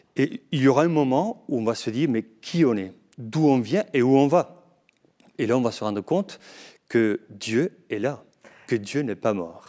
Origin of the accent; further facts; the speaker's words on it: Navarre, Spain; French is a second language; moved away as an adult; also born or lived in Padua, Italy / Toulouse, France; now in Lourdes, France; je suis né à Navarre, mais du côté espagnol. Et j'ai fait mes études en Italie, à Padoue, et après, je continue ma formation à Toulouse